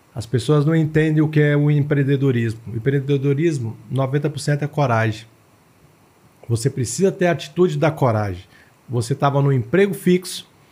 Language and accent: Portuguese; Taguatinga, Federal District, Brazil; also born or lived in Ceilândia; Eu nasci na Ceilândia, cresci em Taguatinga, então eu tenho uma paixão por Taguatinga